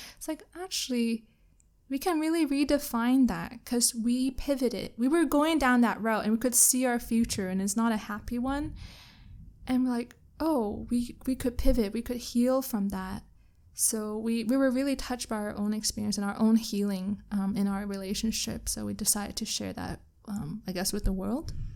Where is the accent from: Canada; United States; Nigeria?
Canada; now in Kuala Lumpur, Malaysia; I'm Canadian